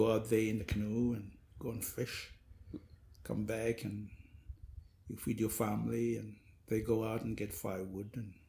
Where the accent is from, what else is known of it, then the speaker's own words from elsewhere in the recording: Solomon Islands; we live on an artificial island in a lagoon, and we usually go and plant our food crops on the mainland and fetch water.